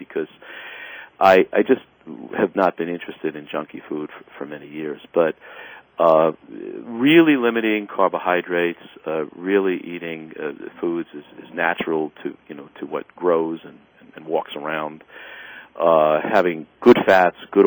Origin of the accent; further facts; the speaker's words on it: New York City, New York, United States; I grew up in the South Bronx